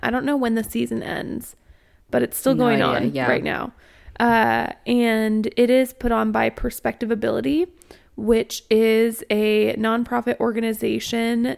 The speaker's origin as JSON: {"language": "English", "town": "Springfield", "country": "United States", "moved": "yes", "said": "I'm from Springfield, but I can't tell you anything about Springfield, and I definitely couldn't give you directions because I only lived there for 2 years while I could drive"}